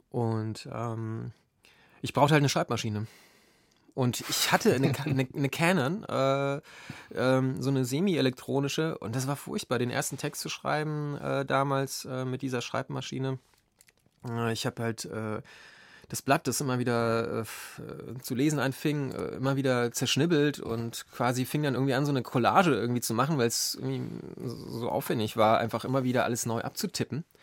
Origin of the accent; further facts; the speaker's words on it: Lower Silesian Voivodeship, Poland; Ja, ähm, ich bin ähm, in Niederschlesien aufgewachsen. Das ist, ähm, ja, die meisten Hörer werden das wahrscheinlich wissen, äh, eben halt ein Grenzgebiet.